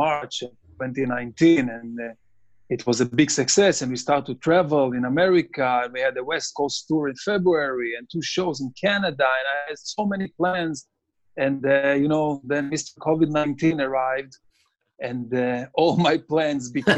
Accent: Israel; moved away as an adult; also born or lived in Tel Aviv; now in United States; I'm born and raised in Israel.

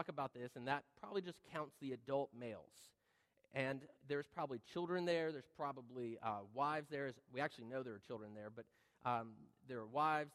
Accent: North Carolina, United States; That's one picture from my hometown

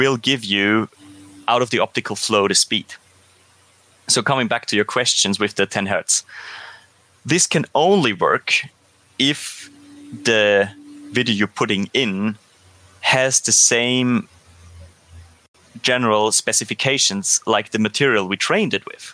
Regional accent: Austria; I come from Austria, so I am most familiar, of course, with the German speaking world

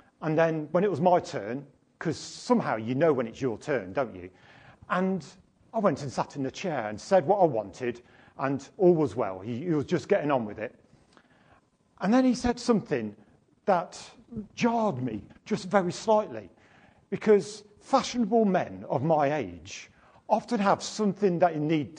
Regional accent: United Kingdom; being British

